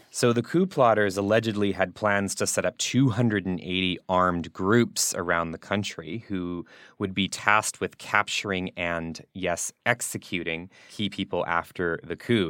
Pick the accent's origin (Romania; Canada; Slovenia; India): Canada; now in Berlin, Germany; coming from Canada. My hometown will be minus thirty-three next week.